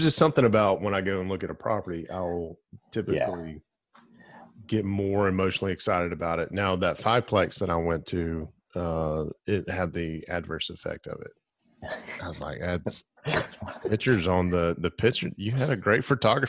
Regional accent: Glencoe, Alabama, United States; I grew up in Glencoe, Alabama

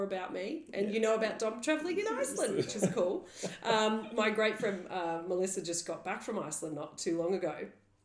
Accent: Australia; we're Australian

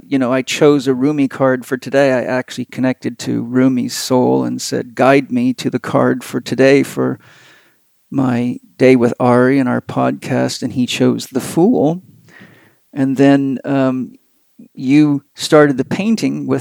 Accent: San Diego, California, United States; San Diego, my hometown

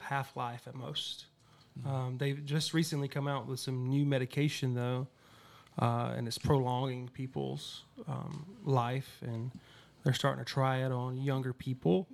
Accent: Damascus, Georgia, United States; moved away as an adult; now in Los Angeles, United States; I grew up in Damascus, Georgia, 200 people, small town.

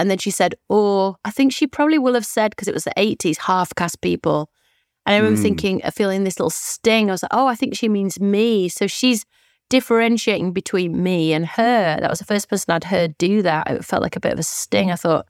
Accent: Moortown, Yorkshire and the Humber, United Kingdom; So I remember I grew up in Moortown, a mostly white area and quite a Jewish area.

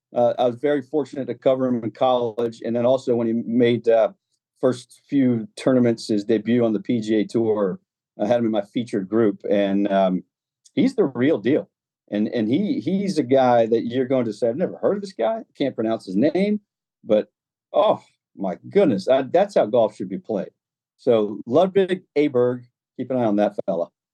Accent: United States; now I am the American voice of B B C golf

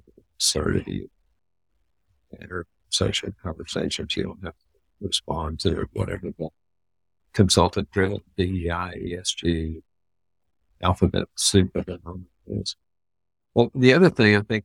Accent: Texas, United States; as a Texan

